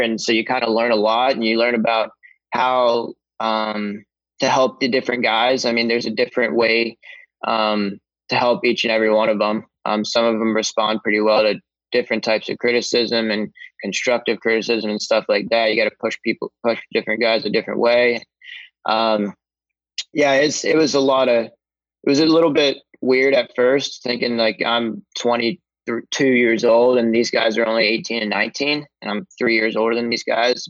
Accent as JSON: {"language": "English", "town": "Columbus", "region": "Ohio", "country": "United States", "tie": "born or raised there", "said": "I've always been a huge hockey fan growing up in Columbus"}